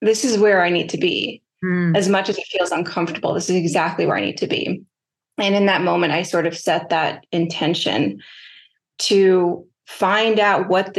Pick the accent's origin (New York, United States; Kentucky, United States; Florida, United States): New York, United States; New York City; growing up in New York City